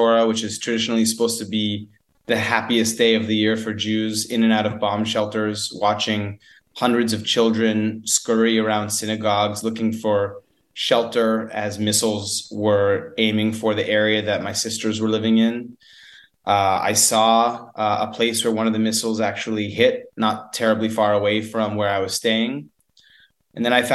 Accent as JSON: {"language": "English", "country": "United States", "said": "As an American"}